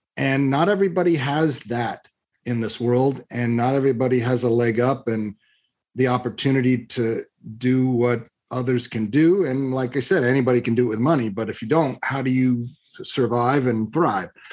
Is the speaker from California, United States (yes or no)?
yes; Long Beach, California, United States; I was born in Long Beach, California, of moderate means